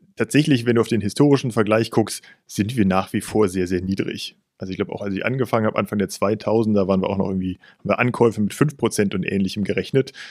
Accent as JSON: {"language": "German", "town": "Cologne", "region": "North Rhine-Westphalia", "country": "Germany", "tie": "born or raised there", "said": "Ich bin vierzig Jahre alt, gebürtiger Kölner"}